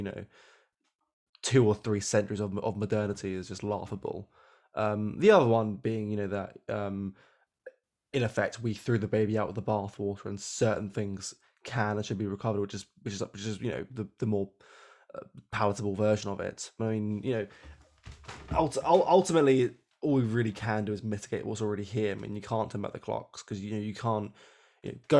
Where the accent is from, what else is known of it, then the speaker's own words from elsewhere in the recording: United Kingdom; we are still British